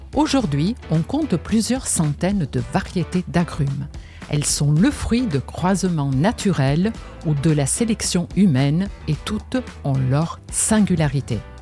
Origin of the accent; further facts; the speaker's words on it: Genoa, Liguria, Italy; moved away; Je suis née à Gênes